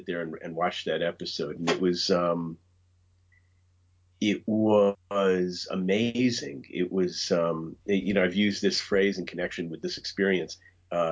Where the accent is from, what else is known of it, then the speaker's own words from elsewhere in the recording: New York City, New York, United States; I grew up here in the New York area in the borough of Queens